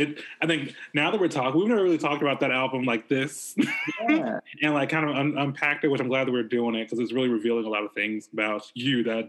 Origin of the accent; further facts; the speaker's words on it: Baldwin County, South Alabama, United States; South Alabama and Baldwin County, where I grew up